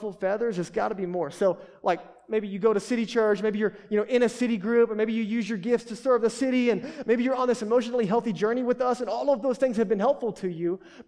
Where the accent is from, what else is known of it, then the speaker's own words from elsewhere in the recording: United States; we're American